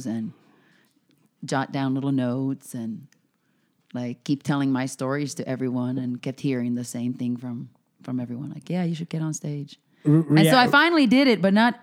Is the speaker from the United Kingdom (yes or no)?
no; Finland; moved away; I'm originally from Finland.